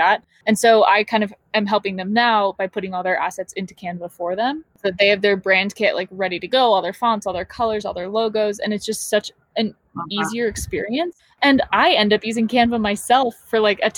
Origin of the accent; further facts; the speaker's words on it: Southern California, United States; I'm from Southern California